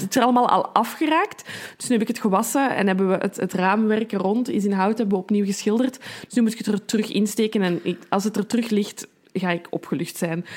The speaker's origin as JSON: {"language": "Dutch", "town": "Brussels", "region": "Brussels-Capital Region", "country": "Belgium", "said": "als Brusselse"}